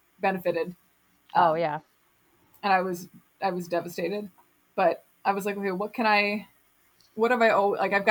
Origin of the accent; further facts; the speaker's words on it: Minnesota, United States; moved away as an adult; also born or lived in Brooklyn, New York; I'm from Minnesota